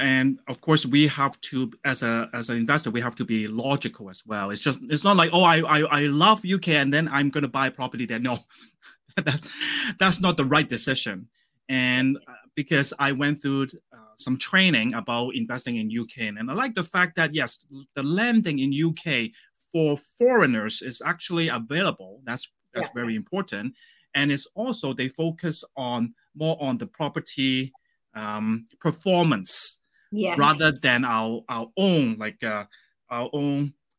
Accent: Canada; And as a Canadian, we actually have banks locally in Canada that they lend us money to buy properties in the States as well.

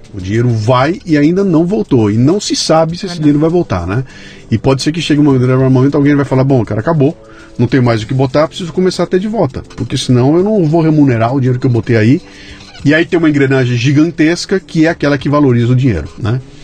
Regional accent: Bauru, São Paulo, Brazil; quando era moleque lá em Bauru, que eu tinha 12 anos de idade, 13 anos de idade

